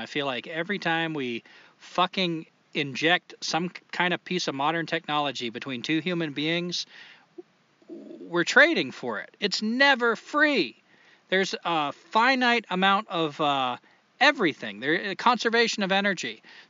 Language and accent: English; New Hampshire, United States; I was born in New Hampshire.